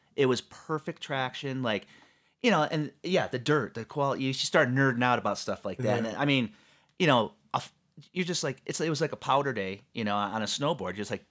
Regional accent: Michigan, United States; So I grew up in Southeast Michigan.

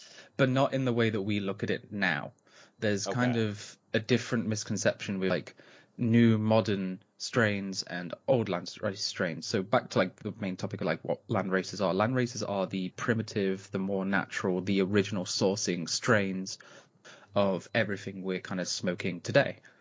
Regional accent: Nottinghamshire, East Midlands, United Kingdom; I'm from the Robin Hood land of England

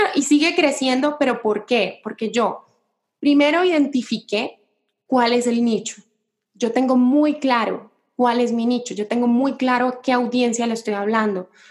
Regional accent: Cali, Valle del Cauca, Colombia; moved away as an adult; now in Mexico; yo soy de Colombia, de una ciudad que se llama Cali

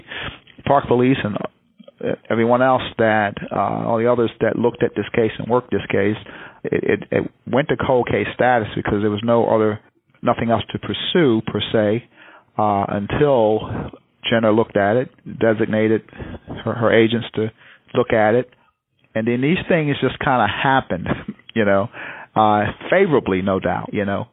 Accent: Baltimore, Maryland, United States; I am a native of Baltimore City. I grew up in East Baltimore

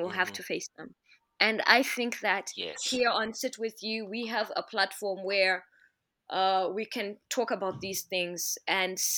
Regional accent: Zimbabwe; first language Shona; English is a second language; I am Shona. Why must I not speak my language as fully as I should accept English, which is what we've pushed in Zim so much

